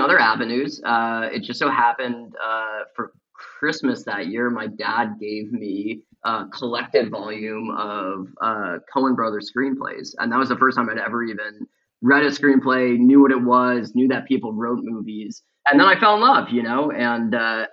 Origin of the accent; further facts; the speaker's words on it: suburban Illinois, United States; I was a kid in suburban Illinois who really liked going to the movies every Friday.